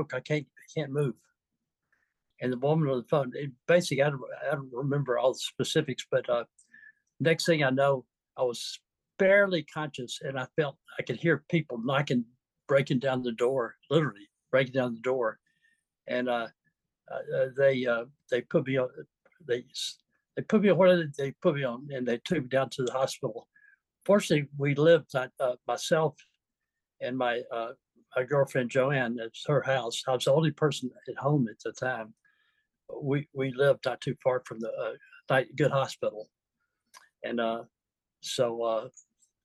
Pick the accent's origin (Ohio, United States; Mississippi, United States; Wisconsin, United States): Mississippi, United States; moved away as an adult; also born or lived in San Diego, United States; now in Vallejo, United States; I'm from Mississippi originally. Where my family has been for generations